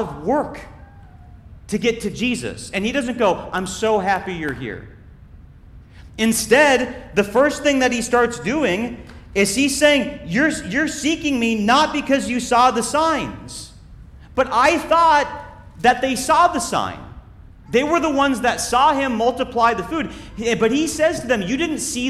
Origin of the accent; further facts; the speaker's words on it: Minnesota, United States; When I was growing up in Minnesota, I was cool enough to be in Boy Scouts